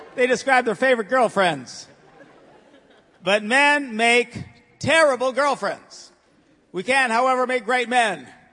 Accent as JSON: {"language": "English", "town": "Green Bay", "region": "Wisconsin", "country": "United States", "said": "I am from Green Bay"}